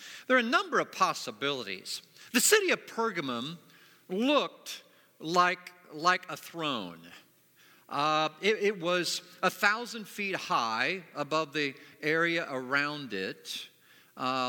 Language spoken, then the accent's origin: English; Springfield, Ohio, United States; moved away as an adult; also born or lived in Plainfield, Indiana; now in Indiana, United States; I'm from Springfield, Ohio. It's where I grew up.